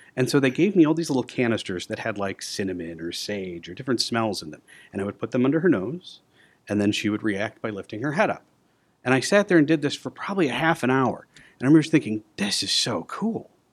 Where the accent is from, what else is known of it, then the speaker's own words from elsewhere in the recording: Aurora, Illinois, United States; I was born and raised in Aurora. I went to the schools here in Aurora